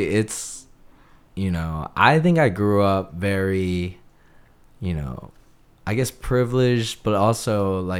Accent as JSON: {"language": "English", "town": "Lansdale", "region": "Pennsylvania", "country": "United States", "tie": "born or raised there", "also_born_or_lived": "Seattle, Washington / Bloomsburg, Pennsylvania / Conshohocken, Pennsylvania", "said": "Then I came to North Wales or Lansdale area, and I was there almost all my life"}